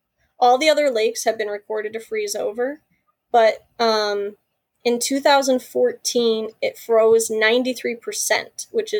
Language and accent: English; Michigan, United States